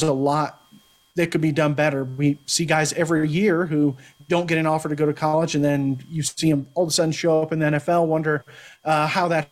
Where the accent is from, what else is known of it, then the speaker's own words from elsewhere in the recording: Pflugerville, Texas, United States; I'm from the Austin area, which has plenty of Central Texas talent. I came through the same class as Samaje Perine, so there are guys who at went to Hendrickson. I went to Pflugerville